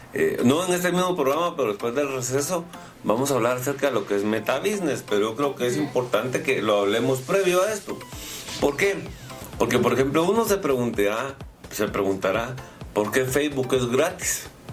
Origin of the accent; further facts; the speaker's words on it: Guatemala; yo soy Chapín